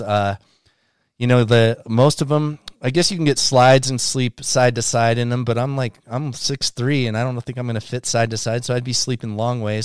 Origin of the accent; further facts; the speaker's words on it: Salt Lake City, Utah, United States; I grew up here in Salt Lake City